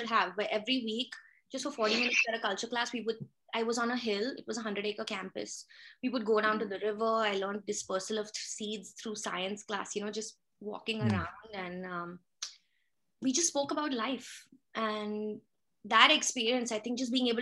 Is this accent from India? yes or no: yes; Pune, Maharashtra, India; moved away as an adult; also born or lived in Mumbai; now in Canada; So I was born in Pune. My mom's family is from Pune. She was from an army family and my dad's from Bombay. So I was actually in boarding school since I was 9.